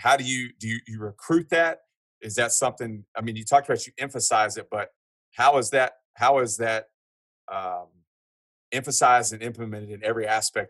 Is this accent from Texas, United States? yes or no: yes; Huntsville, Texas, United States; I'm from Huntsville, Texas, home of Sam Houston State.